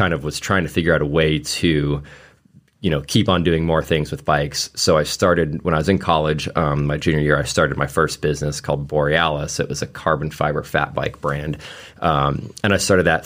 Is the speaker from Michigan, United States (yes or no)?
no; Anchorage, Alaska, United States; moved away; I grew up in Anchorage, Alaska